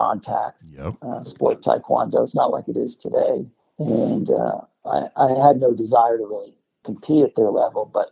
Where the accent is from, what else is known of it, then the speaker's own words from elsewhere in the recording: New Jersey, United States; moved away; I grew up in New Jersey